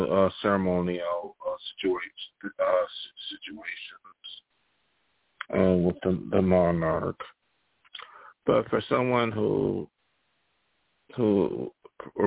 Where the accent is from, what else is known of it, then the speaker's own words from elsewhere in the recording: United States; As an American